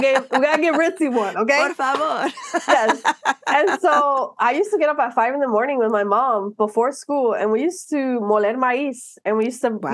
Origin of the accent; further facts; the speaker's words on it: Miami, Florida, United States; I was born and raised in Miami